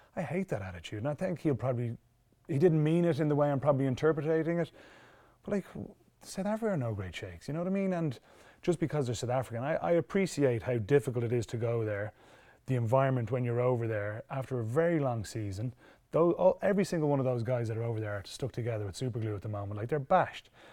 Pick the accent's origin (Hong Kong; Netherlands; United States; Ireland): Ireland; we're very lucky in Ireland. Our school system, our club system, our youth system